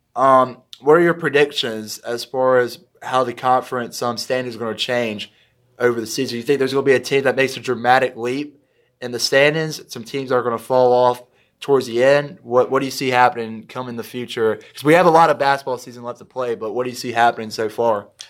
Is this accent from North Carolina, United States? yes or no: yes; Kinston, North Carolina, United States; here in Kenton, North Carolina, your hometown, my hometown